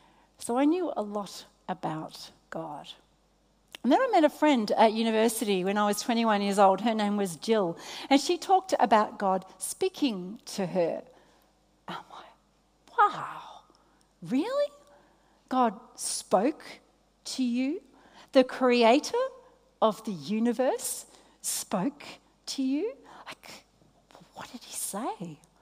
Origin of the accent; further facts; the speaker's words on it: Australia; Australia. Australia.